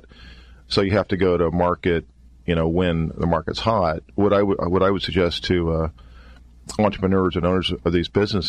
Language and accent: English; Kansas, United States; I hail from a small town in Kansas